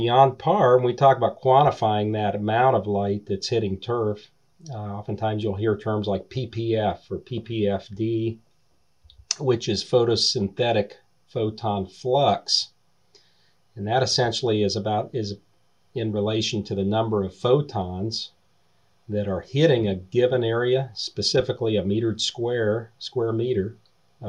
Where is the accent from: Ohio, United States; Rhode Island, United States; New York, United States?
Ohio, United States; Eastern; I grew up in Eastern Ohio